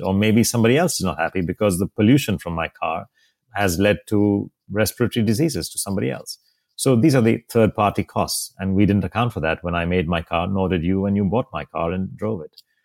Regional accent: India; also born or lived in Mumbai; my home country in India

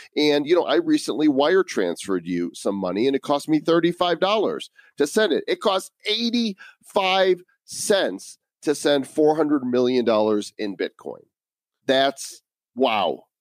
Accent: United States; growing up in America

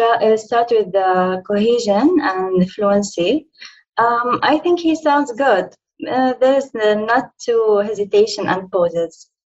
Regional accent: Jordan; English is a second language; now in Saudi Arabia; I am originally from Jordan and located now in Saudi Arabia.

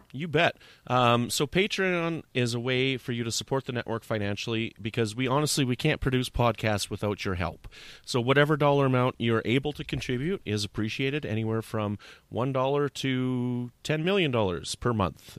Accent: Canada; I'm a Canadian.

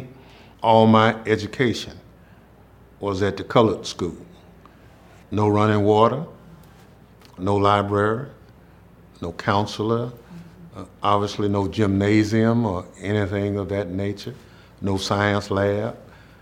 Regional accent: Mississippi, United States; this is my hometown

